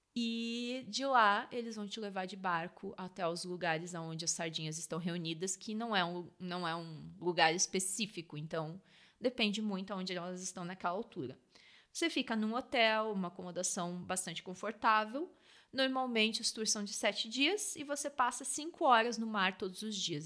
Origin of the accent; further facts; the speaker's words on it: Rio Grande do Sul, Brazil; now in South Africa; Eu sou do Rio Grande do Sul